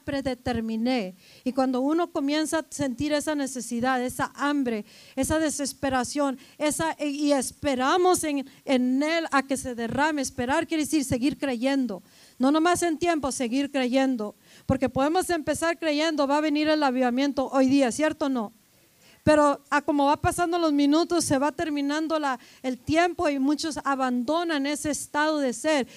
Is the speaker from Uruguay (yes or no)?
no; Mexico; porque somos mexicanos, nomás hablamos español y a veces en inglés, a veces un poco pocho